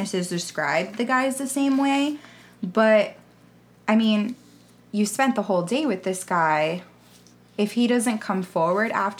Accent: South Florida, United States; we're from Florida, we're from South Florida

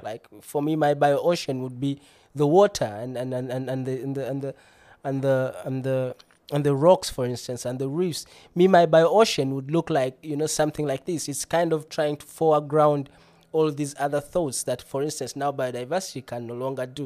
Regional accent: Uganda; moved away as an adult; now in Bremen, Germany; I'm originally from Uganda, landlocked country

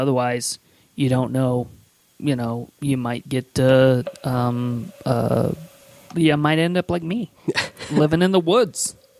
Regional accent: Midwest, United States; moved away; also born or lived in Chicago; I grew up in the Midwest and spent a little time in Chicago myself

